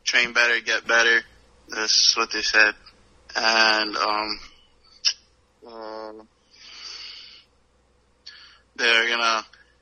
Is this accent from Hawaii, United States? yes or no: yes; Hawaii, United States; my home state